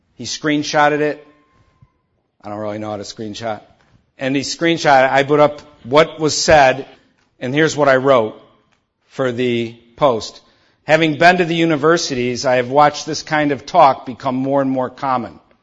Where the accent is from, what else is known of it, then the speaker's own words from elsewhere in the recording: Detroit, Michigan, United States; I grew up in Detroit